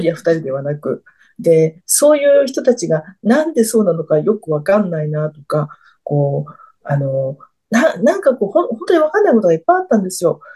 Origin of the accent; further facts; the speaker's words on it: Tokyo, Japan; now in Fukuoka, Japan; 東京生まれの東京育ちですので